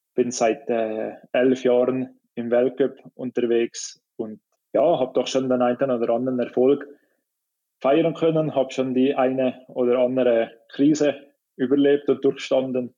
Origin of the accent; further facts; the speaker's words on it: Switzerland; für mich jetzt als Schweizer